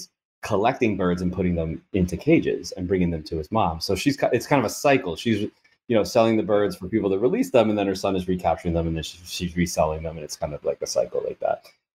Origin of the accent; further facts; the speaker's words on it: United States; I'm an American in Thailand.